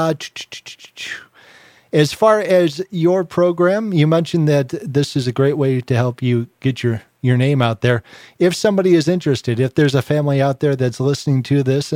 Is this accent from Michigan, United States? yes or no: yes; Detroit, Michigan, United States; I grew up near Metro Detroit